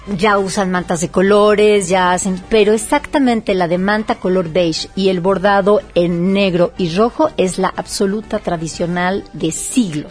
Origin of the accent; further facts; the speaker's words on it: Oaxaca, Mexico; Oaxaca en este momento que mi tierra lo necesita tanto